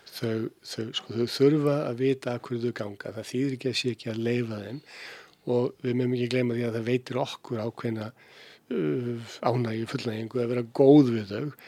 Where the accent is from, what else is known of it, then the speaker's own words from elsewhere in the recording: Keflavík, Southern Peninsula, Iceland; ég fættur alveg uppalinn í Keflæk